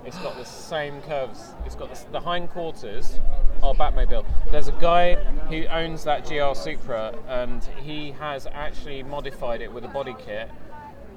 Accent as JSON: {"language": "English", "town": "Croydon", "region": "London", "country": "United Kingdom", "said": "I'm from Croydon"}